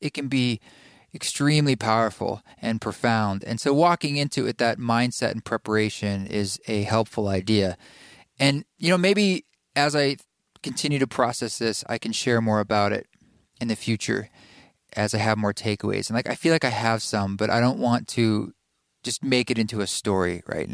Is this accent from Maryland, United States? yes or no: no; Portland, Oregon, United States; moved away; my hometown of Portland, Oregon